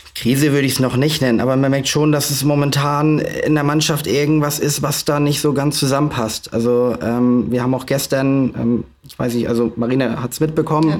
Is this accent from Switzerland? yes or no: no; Flensburg, Schleswig-Holstein, Germany; meine Heimatstadt Flensburg